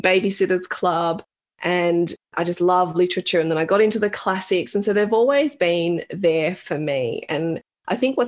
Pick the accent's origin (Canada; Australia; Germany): Australia; I was born in Australia